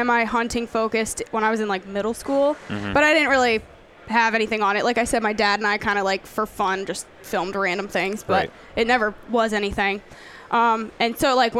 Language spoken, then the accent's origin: English; Pennsylvania, United States; moved away as an adult; also born or lived in Missouri; I grew up deer hunting in Pennsylvania